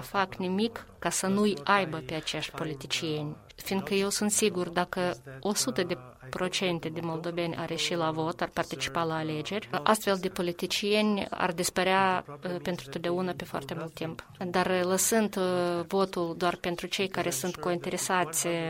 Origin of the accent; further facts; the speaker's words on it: Albania; Romanian is a second language; moved away; Eu vin din Albania, sunt originar din Albania